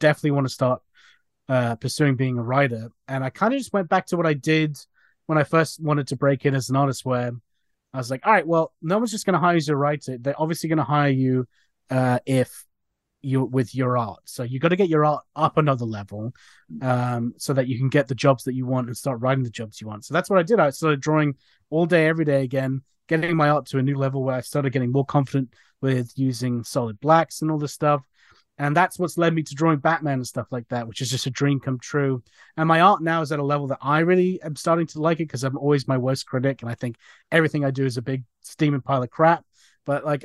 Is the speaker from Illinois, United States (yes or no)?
no; New Jersey, United States; now in England; I grew up in New Jersey